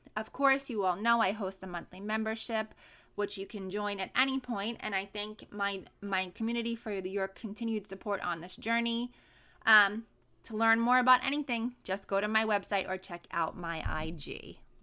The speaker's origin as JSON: {"language": "English", "town": "New York City", "region": "New York", "country": "United States", "tie": "born or raised there", "also_born_or_lived": "San Diego", "moved": "as an adult", "said": "my hometown where I was born and raised in Brooklyn, New York"}